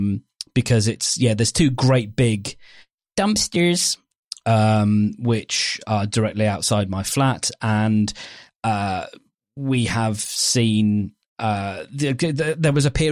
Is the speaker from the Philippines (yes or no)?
no; England, United Kingdom; But I'm obviously English, though